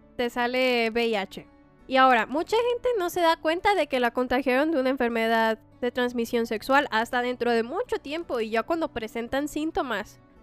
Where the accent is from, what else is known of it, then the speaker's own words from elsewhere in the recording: Mexico; como mexicanos